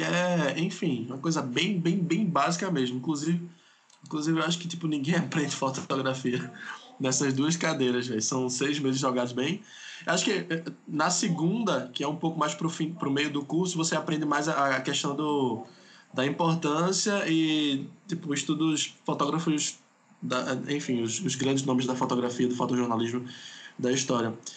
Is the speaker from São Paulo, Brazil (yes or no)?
no; Pernambuco, Brazil; eu sou aqui de Pernambuco